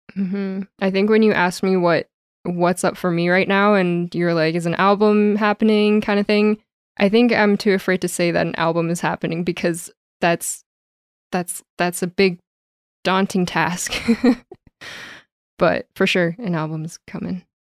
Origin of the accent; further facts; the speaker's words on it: Calgary, Alberta, Canada; also born or lived in Toronto; I love being back home in Calgary